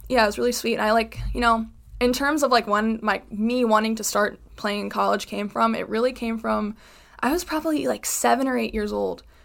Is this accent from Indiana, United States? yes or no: no; Chicago, Illinois, United States; moved away as an adult; now in Connecticut, United States; I am from Chicago